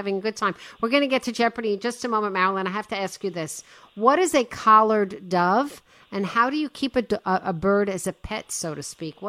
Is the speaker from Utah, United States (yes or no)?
no; New York City, New York, United States; I was born in Brooklyn.